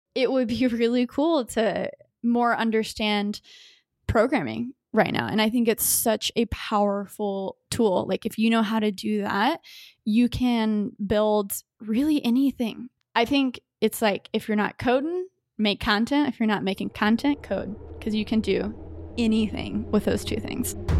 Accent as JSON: {"language": "English", "town": "Grapevine", "region": "Texas", "country": "United States", "tie": "born or raised there", "said": "born and raised in Dallas, Texas, in a burb grapevine"}